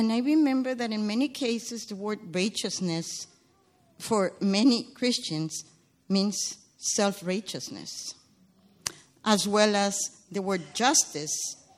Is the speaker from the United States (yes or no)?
no; Guatemala; I come from Guatemala. It's a small country in Central America that is in turmoil.